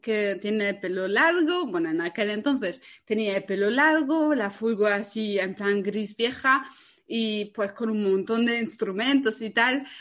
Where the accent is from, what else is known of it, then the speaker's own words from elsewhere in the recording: Germany; moved away; soy alemana